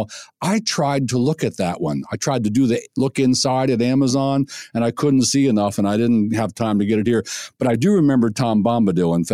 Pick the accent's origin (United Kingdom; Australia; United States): United Kingdom; I'm I'm a British rock musician.